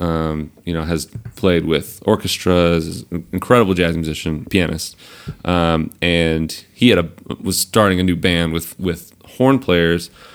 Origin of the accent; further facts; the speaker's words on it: Central Georgia, United States; moved away as an adult; now in New York City, United States; I come from Georgia